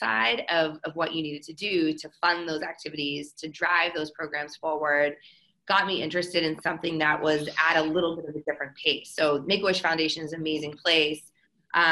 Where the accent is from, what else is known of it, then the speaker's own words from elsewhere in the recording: Boston, Massachusetts, United States; moved away; I'm originally from the Boston area